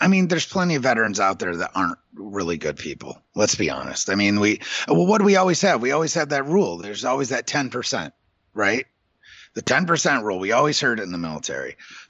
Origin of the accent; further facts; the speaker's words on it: New York, United States; well, I'm from New York. I live in New York and my partner lives in Dayton.